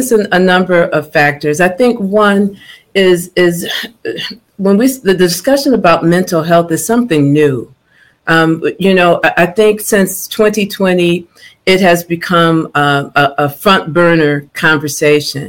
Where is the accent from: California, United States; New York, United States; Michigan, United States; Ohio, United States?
New York, United States; Buffalo; I hail from Buffalo, New York